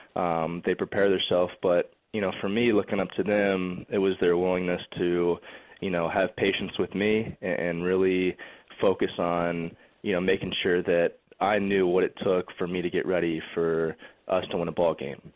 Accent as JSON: {"language": "English", "town": "Lakeland", "region": "Florida", "country": "United States", "tie": "born or raised there", "said": "growing up in Lakeland and, and always being around Joker Marchant Stadium"}